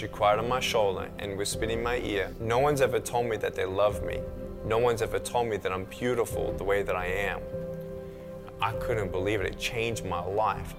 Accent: Melbourne, Victoria, Australia; I was born in Melbourne, Australia, 1982

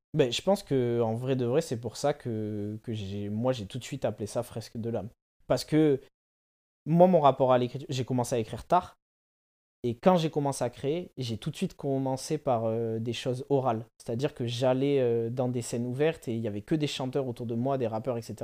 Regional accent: Bordeaux, Nouvelle-Aquitaine, France; also born or lived in Paris; je suis bordelais et je fais la vie entre Bordeaux et Paris

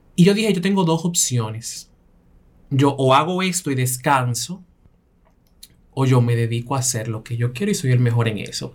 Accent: Belgium; Yo crecí en Bélgica con cinco mujeres

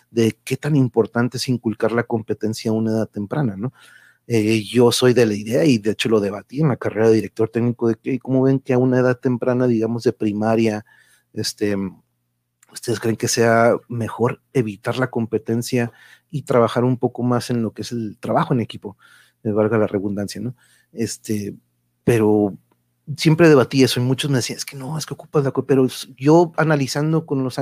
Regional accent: Reynosa, Tamaulipas, Mexico; Ahí está, mira, sí, soy de Reynosa, tan bonitas, pero, este, sí, han dado de aquí para allá y para acá.

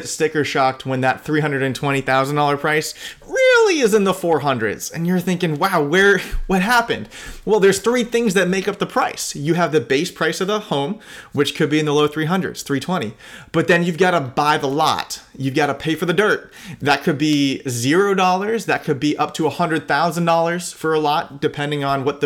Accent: Sarasota, Florida, United States; I grew up in Sarasota

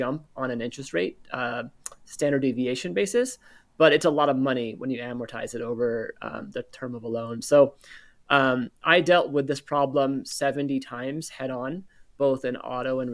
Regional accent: Northern California, United States; I'm born and raised in Northern California

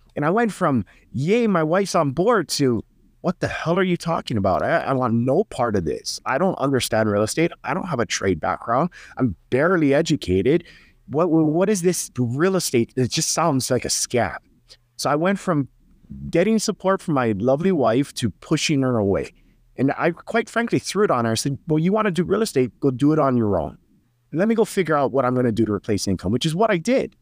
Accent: Hawaii, United States; I'm from Hawaii, so, you know, it's very high cost of living

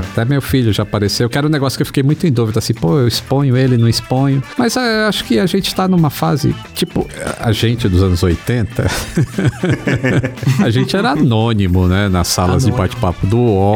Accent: Northeast Region, Brazil; de onde eu vim, que eu, eu sou nordestino

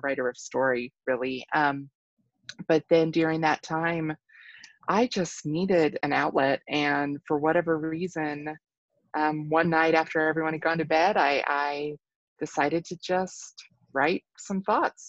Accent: Kentucky, United States; moved away as an adult; also born or lived in Southwest Colorado; now in Colorado, United States; I'm originally from Kentucky, grew up there

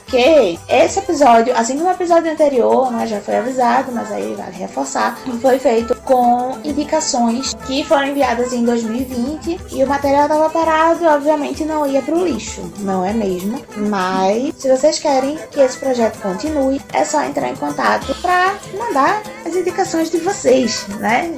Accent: Carpina, Pernambuco, Brazil; moved away; eu sou uma pessoa que vim do interior de Pernambuco, mais especificamente da Zona da Mata, Zona da Mata Norte, de uma cidade chamada Carpina

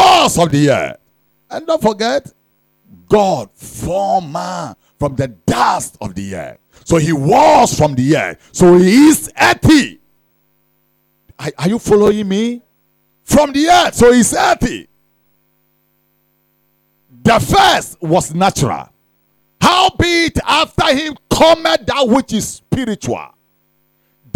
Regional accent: Ghana

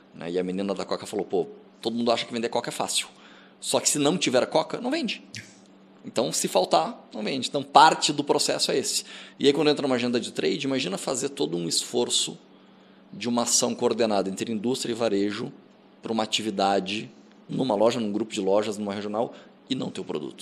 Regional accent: Rio Grande do Sul, Brazil; now in São Paulo, Brazil; eu sou gaúcho

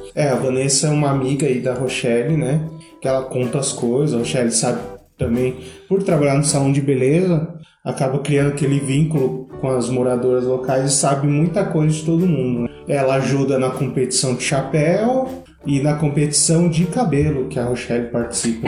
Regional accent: Brazil; nós que somos brasileiros

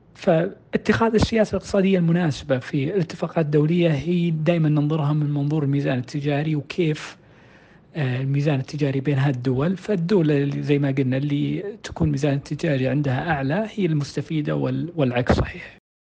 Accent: Saudi Arabia; عندنا في السعودية

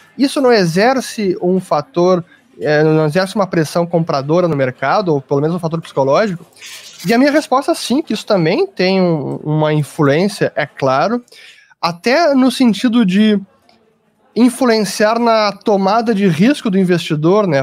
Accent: Brazil; somos brasileiros, estamos aqui trabalhando, empreendendo, investindo

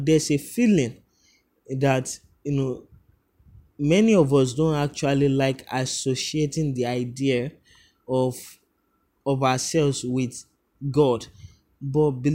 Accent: Lagos, Nigeria; I grew up, you know, in a place called Bariga, where everyone has an opinion of you

